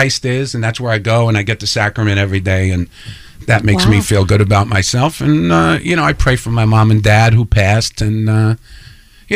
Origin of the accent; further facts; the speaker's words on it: New York City, New York, United States; I grew up on Seymour and Gun Hill, and I grew up right down the street from Holy Rosary